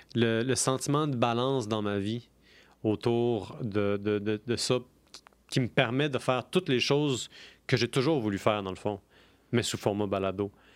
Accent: Quebec, Canada; je suis québécois

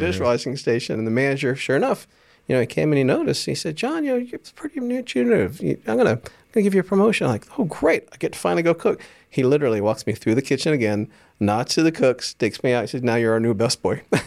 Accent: Jacksonville, Florida, United States; also born or lived in Dallas; I grew up in Jacksonville

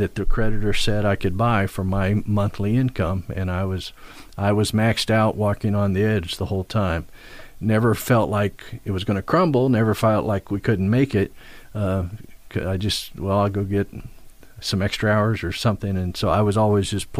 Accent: Midwest, United States; now in East Coast, United States; Midwest. I'm a Midwesterner

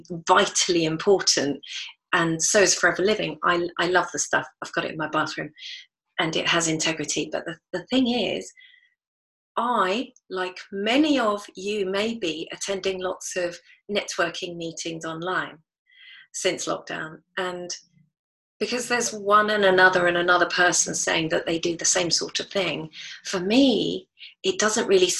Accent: United Kingdom; I was brought up here in the British culture, although I'm not British

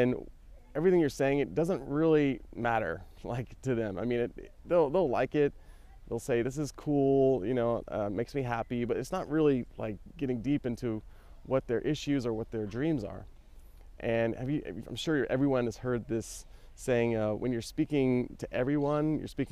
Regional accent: United States; now in Barcelona, Spain; as an American

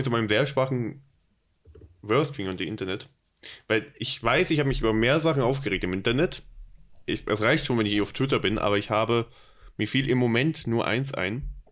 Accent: Berlin, Germany; accent: Hochdeutsch; Komme ich aus Berlin und daher das Hochdeutsch

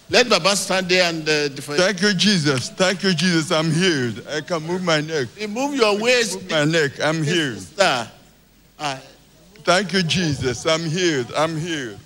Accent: Imo, Nigeria; I'm from Imo

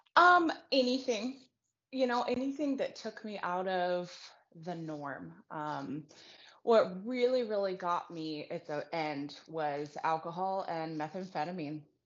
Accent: Reno, Nevada, United States; I was born and raised in Reno, Nevada.

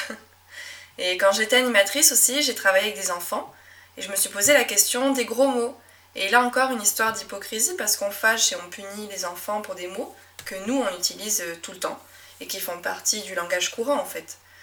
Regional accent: Médoc, Nouvelle-Aquitaine, France; accent: Médoc accent; first language French; j'ai grandi dans un petit coin de France qui s'appelle le Médoc

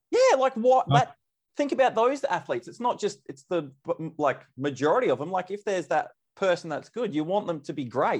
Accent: Mount Gambier, South Australia, Australia; I'm from Mount Gambier. So down South Australia

